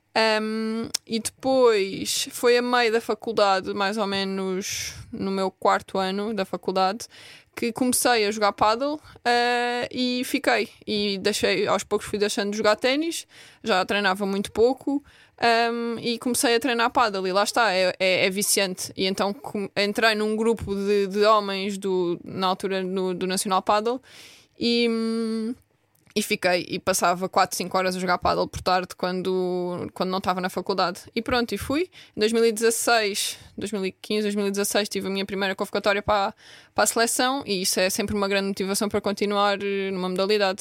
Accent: Vila Real de Santo António, Algarve, Portugal; moved away as an adult; now in Lisbon, Portugal; eu sou de Vila Real de Santo António

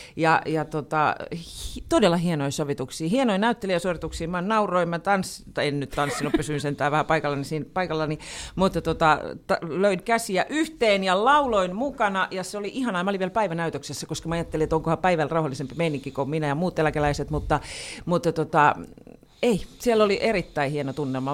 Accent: Pori, Satakunta, Finland; mä oon Porista

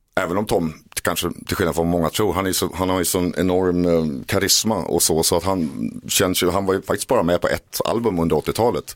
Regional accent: Åkersberga, Stockholm County, Sweden; när jag var ung pojke i Åkersberga och satt i mitt pojkrum och skrev låtar

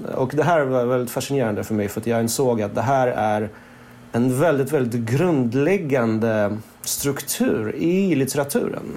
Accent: Stockholm, Stockholm County, Sweden; Swedish is a second language; moved away as an adult; also born or lived in Moscow, Russia / Berlin, Germany / Portugal; now in Paris, France; Jag växte upp i Stockholm men sen så har jag bott på lite olika ställen i Europa, i Berlin och Portugal och sådär

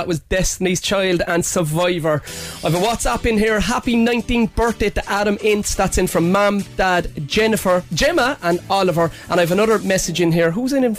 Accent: Cork, Munster, Ireland; I was born in Toker

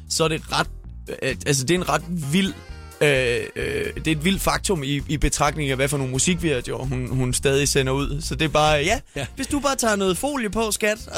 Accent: Skanderborg, Central Denmark Region, Denmark; now in Copenhagen, Denmark; Jeg talte med en anden fra Skanderborg, der havde det på samme måde.

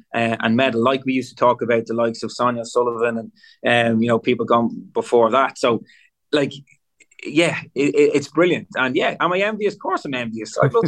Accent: Ireland; that maybe as Irish people, we're a little bit like, oh, I don't know.

